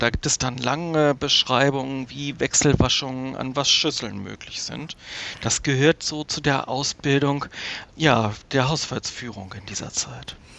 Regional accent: Hamburg, Germany; meine Heimatstadt Hamburg

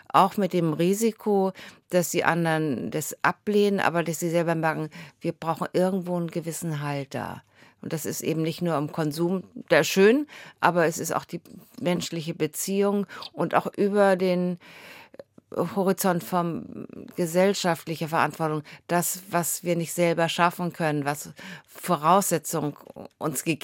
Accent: Bad Segeberg, Schleswig-Holstein, Germany; born there; now in Husum, Germany; Also ich bin in Bad Segeberg geboren, wohne jetzt in Husum.

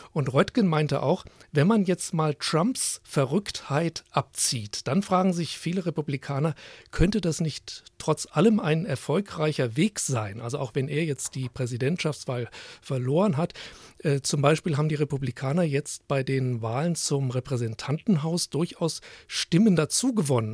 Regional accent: Germany; bei uns in Deutschland

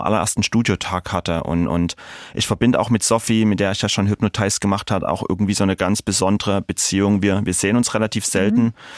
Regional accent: Dresden, Saxony, Germany; in meiner Heimatstadt in Dresden

